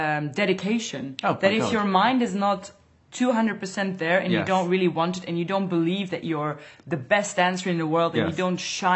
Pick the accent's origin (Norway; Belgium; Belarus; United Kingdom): Belgium; Antwerp, Flanders; English is a second language; This is in Antwerp, in my hometown, on a festival.